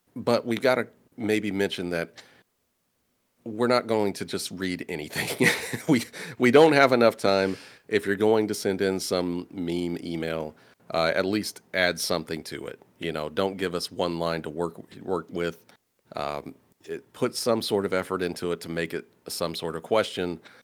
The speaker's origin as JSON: {"language": "English", "town": "Indianapolis", "region": "Indiana", "country": "United States", "said": "I'm from Indianapolis."}